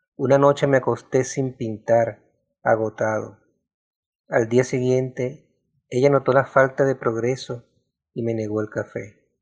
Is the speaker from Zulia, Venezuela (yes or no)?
yes; Maracaibo, Zulia, Venezuela; Yo nací en Maracaibo en 1968